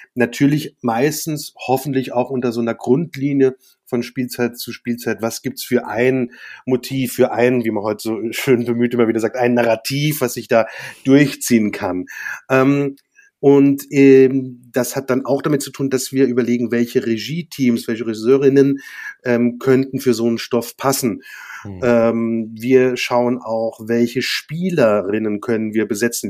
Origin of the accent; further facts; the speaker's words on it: Worms, Rhineland-Palatinate, Germany; also born or lived in Mainz / Mannheim; bin ja in Worms geboren und äh, habe da auch meine Schulzeit verbracht